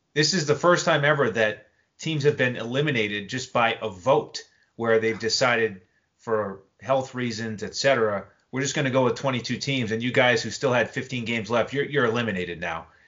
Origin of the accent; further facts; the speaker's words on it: New England, United States; growing up in New England